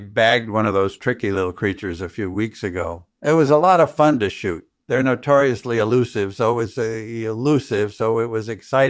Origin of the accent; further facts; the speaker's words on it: Western Australia, Australia; I was born and raised in rural Western Australia, and my childhood passions were hunting and fishing.